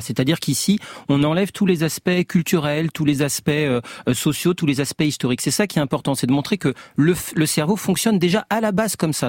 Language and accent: French; France; je suis français, parce que j'ai un certain âge, je connais, je baigne culturellement